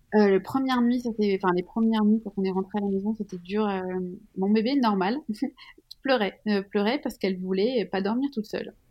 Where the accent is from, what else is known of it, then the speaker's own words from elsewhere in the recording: Switzerland; Je suis suisse